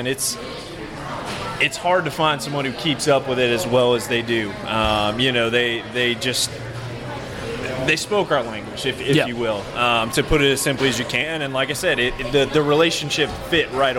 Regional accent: Florida, United States; now in Georgia, United States; I'm originally from Florida

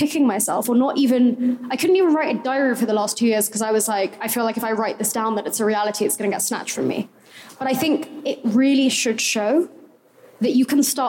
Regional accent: England, United Kingdom; I'm English

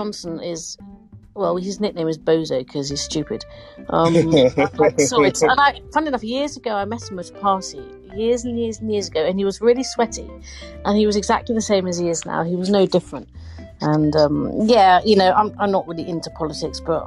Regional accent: England, United Kingdom; I'm English and I'm from England

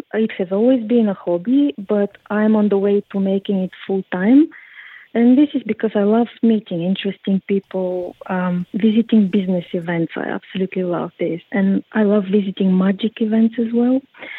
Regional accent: Bulgaria; English is a second language; Well, actually, I grew up in Bulgaria during the communism, so we were not allowed to travel at all.

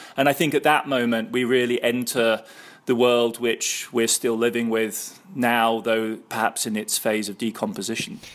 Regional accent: Heidelberg, Baden-Württemberg, Germany; my childhood in West Germany growing up in Heidelberg in the early seventies

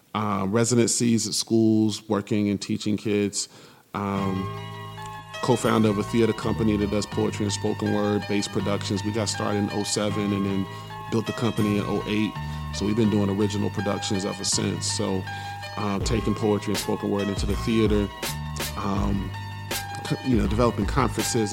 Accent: Raleigh, North Carolina, United States; I'm from Raleigh.

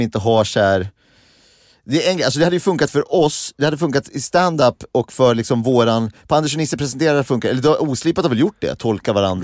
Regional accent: Gimo, Uppsala County, Sweden; jag kom från Gimo

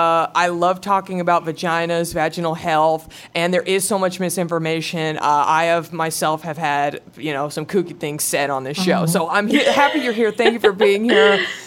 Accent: the Bible Belt, United States; I grew up in the Bible Belt.

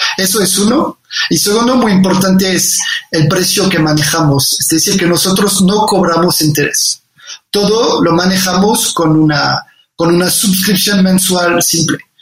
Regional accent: Condé, Hauts-de-France, France; Spanish is a second language; moved away as an adult; also born or lived in Paris, France; now in Mexico; yo soy del norte de Francia, nací en un pueblo que se llama Condé, muy, muy cerca de, Inglaterra.

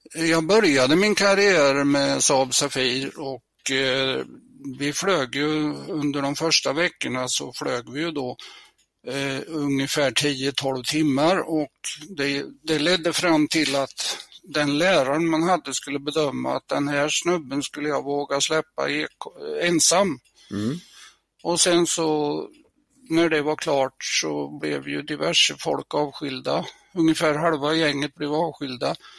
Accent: near Mjölby, Östergötland, Sweden; jag är uppväxt i Klorofyllen eh, i södra Östergötland, eh, ett par mil utanför den stora hamn och sjöfartsstaden Mjölby.

